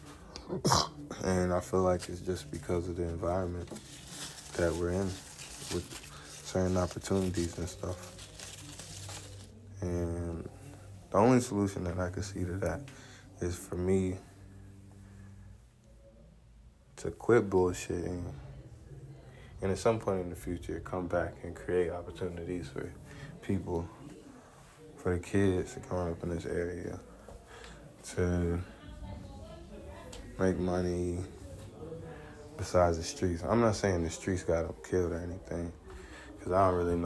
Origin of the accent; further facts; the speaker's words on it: Decatur, Georgia, United States; I'm from Decatur, East Atlanta, Zone 6